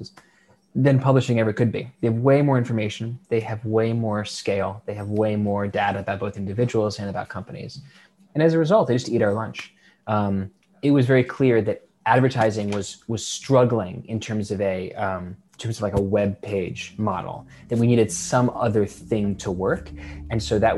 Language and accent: English; United States; My hometown newspaper was the Washington Post